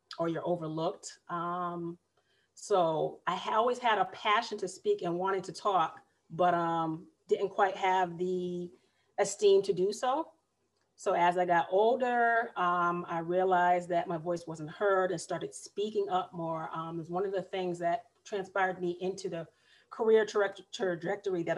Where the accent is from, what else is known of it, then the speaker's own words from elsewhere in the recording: Massachusetts, United States; moved away as an adult; now in Raleigh, United States; I am originally a Northerner